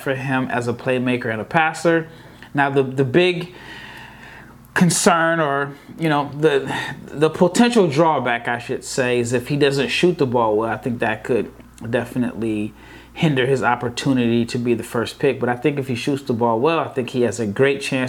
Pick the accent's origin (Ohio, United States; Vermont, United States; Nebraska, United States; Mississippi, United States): Nebraska, United States; Omaha; moved away as an adult; also born or lived in Dallas, Texas; I was born and raised in Omaha, Nebraska